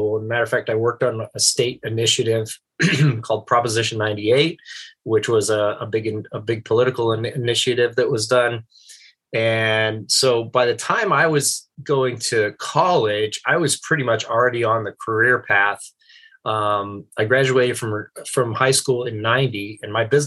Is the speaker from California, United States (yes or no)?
yes; Santa Maria, California, United States; I grew up on the Central Coast in Santa Maria